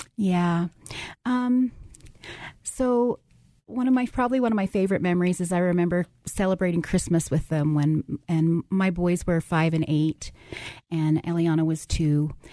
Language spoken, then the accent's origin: English; Farmington, New Mexico, United States; We're from New Mexico, from the Farmington area